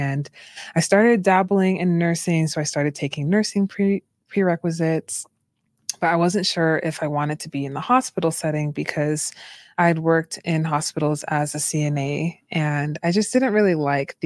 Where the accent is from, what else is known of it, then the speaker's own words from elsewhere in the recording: Boston, Massachusetts, United States; moved away as an adult; also born or lived in Utah; I'm from Boston, Massachusetts, originally.